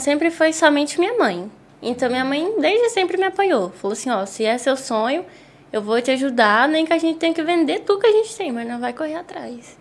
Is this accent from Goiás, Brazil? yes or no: yes; Caldas Novas, Goiás, Brazil; eu tinha 5 anos de idade quando eu vim para Caldas